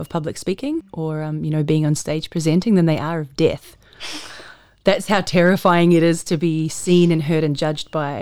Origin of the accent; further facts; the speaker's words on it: New Zealand; moved away as an adult; now in Australia; I grew up in New Zealand, and I joined the army when I left school